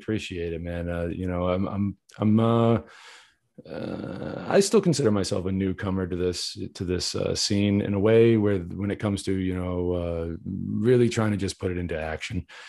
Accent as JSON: {"language": "English", "region": "New England", "country": "United States", "tie": "born or raised there", "said": "I'm from New England, born and raised"}